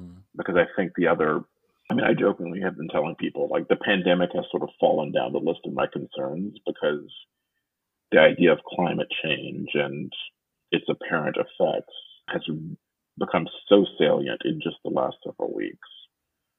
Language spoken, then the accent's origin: English; Louisiana, United States; now in San Francisco Bay Area, United States; I'm originally from Louisiana